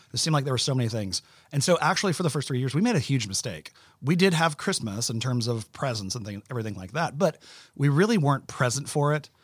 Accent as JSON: {"language": "English", "town": "Orlando", "region": "Florida", "country": "United States", "tie": "born or raised there", "said": "we grew up in Orlando"}